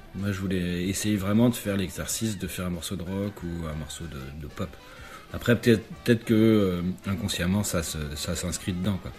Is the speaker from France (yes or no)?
yes; Fougères, Brittany, France; moved away; also born or lived in Paris; faire de la musique classique euh, dans mon patelin en, en, Bretagne, à Fougères